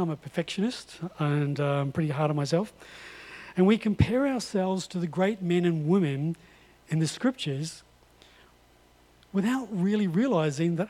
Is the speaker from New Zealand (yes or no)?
yes; North Island, New Zealand; I come from the North Island